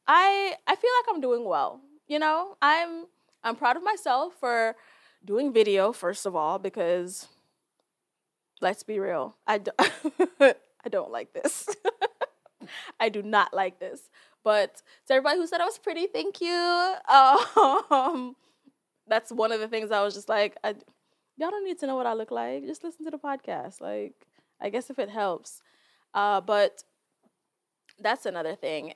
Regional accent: Jamaica; I, as a Jamaican, can identify and communicate with that because I am Jamaican

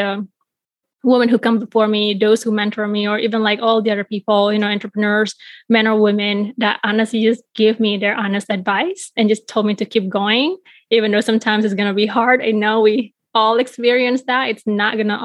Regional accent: Bali, Indonesia; now in Chicago, United States; I was growing up in Bali, Indonesia

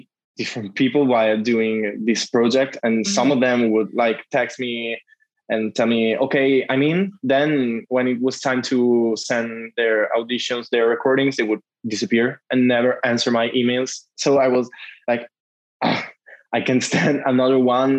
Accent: Italy; we use it in Italy

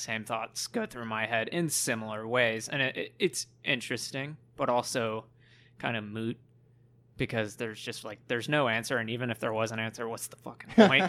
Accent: Plano, Texas, United States; I was raised in Plano.

